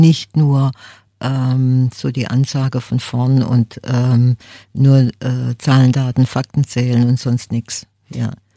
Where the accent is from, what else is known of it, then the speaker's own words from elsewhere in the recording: Freiburg, Baden-Württemberg, Germany; ich bin hier in Freiburg aufgewachsen